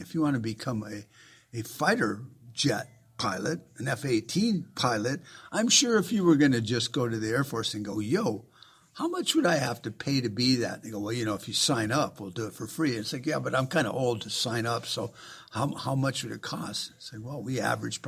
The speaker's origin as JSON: {"language": "English", "region": "Arizona", "country": "United States", "tie": "born or raised there", "said": "the state I come from"}